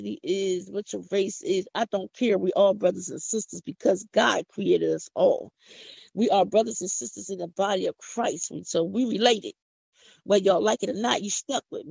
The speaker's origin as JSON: {"language": "English", "town": "Philadelphia", "region": "Pennsylvania", "country": "United States", "accent": "country", "said": "I'm from Philadelphia. I don't talk country."}